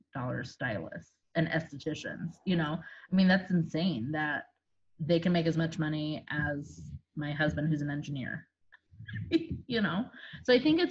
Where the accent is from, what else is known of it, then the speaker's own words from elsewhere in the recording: South Bend, Indiana, United States; moved away as an adult; now in Indianapolis, United States; I'm originally from South Bend, Indiana, which is where Notre Dame is